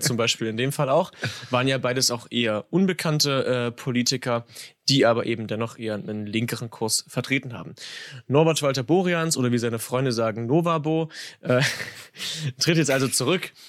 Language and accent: German; Saxony, Germany; ich bin Sachse